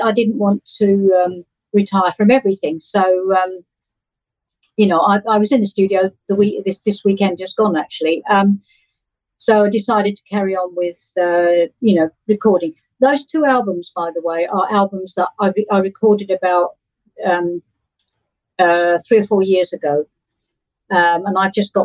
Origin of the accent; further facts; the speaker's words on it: Essex, East of England, United Kingdom; I come from Essex, the county of Essex